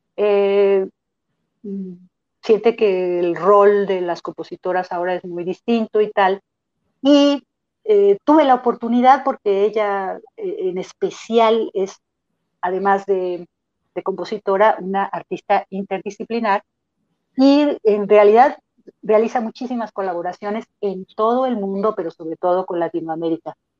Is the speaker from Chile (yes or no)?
no; Mexico